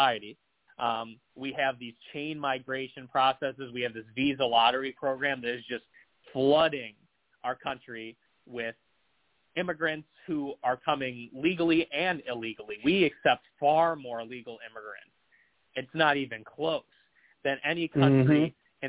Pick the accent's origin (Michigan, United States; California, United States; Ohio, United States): Ohio, United States; Cleveland; growing up in Northeast Ohio or around Greater Cleveland